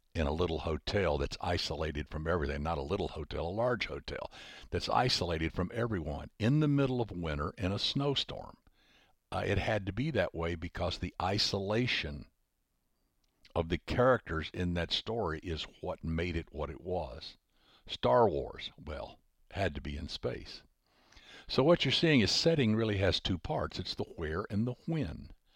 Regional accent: Huntsville, Alabama, United States; Huntsville, my hometown

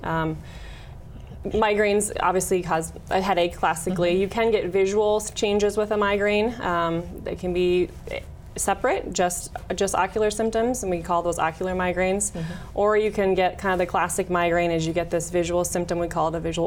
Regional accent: South Dakota, United States; it's nice to be back in South Dakota again.

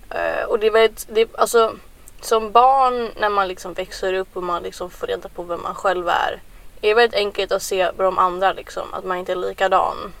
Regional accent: Sweden; jag och Paulina vi är födda här i Sverige

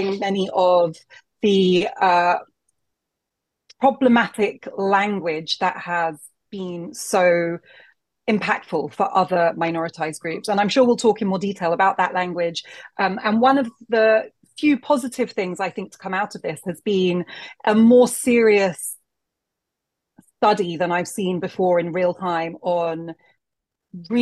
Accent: United Kingdom; as a young Black woman growing up in Britain

